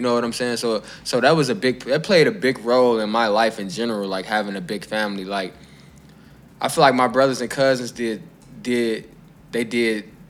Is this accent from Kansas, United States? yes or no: no; Chicago, Illinois, United States; growing up in Inglewood